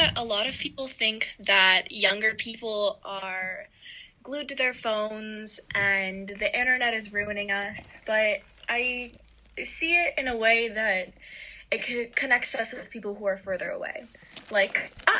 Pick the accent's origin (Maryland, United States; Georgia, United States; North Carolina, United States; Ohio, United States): Ohio, United States; I am from Ohio